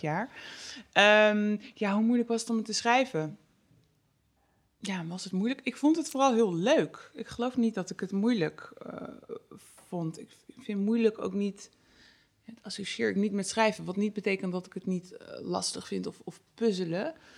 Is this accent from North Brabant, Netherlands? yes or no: yes; North Brabant, Netherlands; bij ons in Brabant